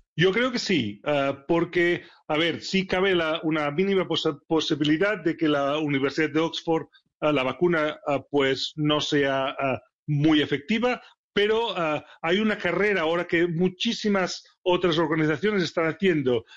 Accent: Barcelona, Catalonia, Spain; moved away as an adult; also born or lived in Sheffield, England; now in England, United Kingdom; Barcelona, es mi ciudad natal

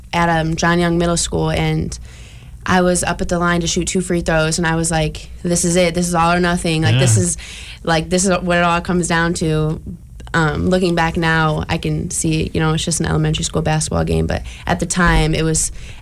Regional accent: Mishawaka, Indiana, United States; growing up in Mishawaka

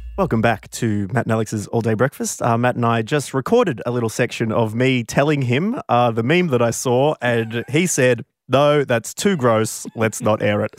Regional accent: Warrnambool, Victoria, Australia; growing up in Warrnambool, we definitely had more goths

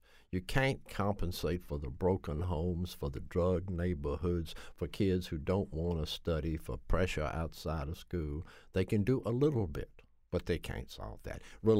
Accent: Nashville, Tennessee, United States; born or raised there; now in Connecticut, United States

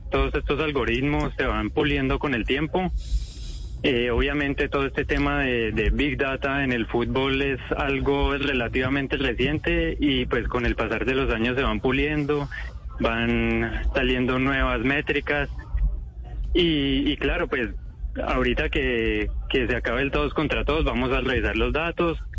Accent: Cali, Valle del Cauca, Colombia; moved away as an adult; now in Valencia, Spain; Soy de Cali.

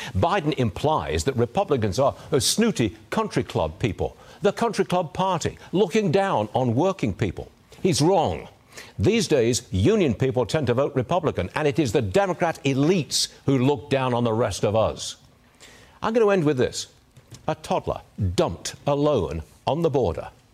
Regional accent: England, United Kingdom; moved away; I was born and raised in England

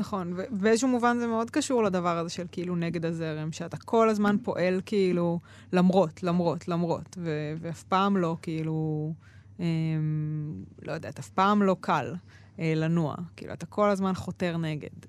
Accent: Ramla, Central District, Israel; moved away; also born or lived in Jerusalem; גדלתי ברמלה

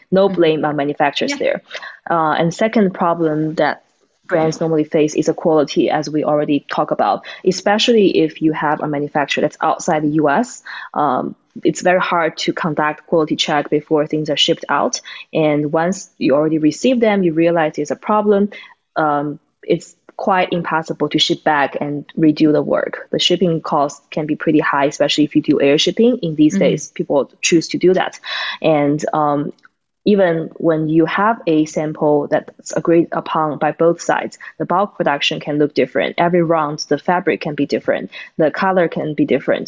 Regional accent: China; moved away as an adult; now in United States; Tatiana and I, we are from China, and uh, we are college friends. So we came to the U.S.

